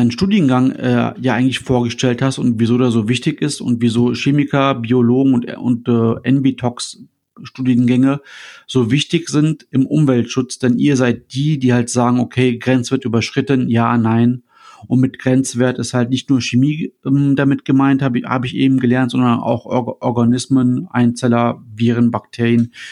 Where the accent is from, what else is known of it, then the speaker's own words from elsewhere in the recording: Düsseldorf, North Rhine-Westphalia, Germany; also ich als Düsseldorfer, bekomme ich das Wasser dann, dass ich, was nachher aus der Leitung kommt, aus dem Rhein